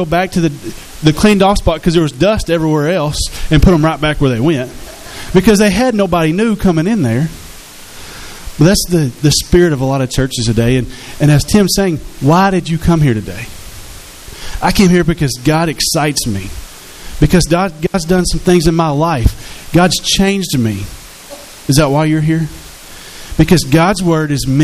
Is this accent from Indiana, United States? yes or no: no; Hot Springs, Arkansas, United States; I was born and raised here in Hot Springs